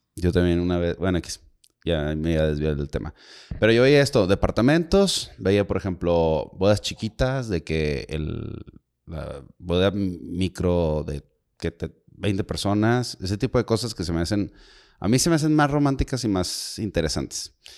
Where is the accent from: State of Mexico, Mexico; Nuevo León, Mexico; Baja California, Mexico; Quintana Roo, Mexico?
Nuevo León, Mexico; Monterrey; todos los que somos de acá de, o muchos de los que somos de Monterrey, Nuevo León